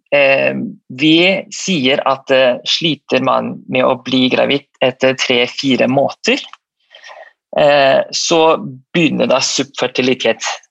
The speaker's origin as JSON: {"language": "Norwegian", "country": "Malaysia", "also_born_or_lived": "St. Petersburg, Russia", "moved": "yes", "lives_now": "Norway", "said": "Jeg er opprinnelig fra Malaysia."}